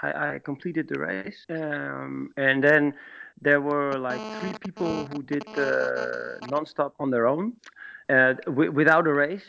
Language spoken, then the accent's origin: English; Schagen, North Holland, Netherlands; here in Schagen, in my hometown